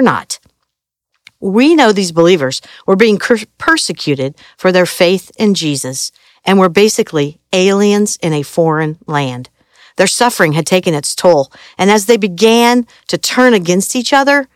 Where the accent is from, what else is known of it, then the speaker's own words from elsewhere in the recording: Indiana, United States; I grew up in Indiana where basketball is religion